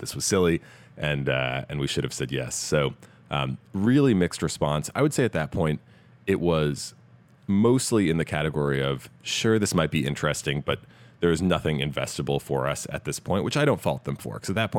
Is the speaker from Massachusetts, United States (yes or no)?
yes; Massachusetts outside of Boston, United States; moved away as an adult; also born or lived in Stanford, California; I grew up in Massachusetts outside of Boston, came out here, or to the West Coast rather, to go to Stanford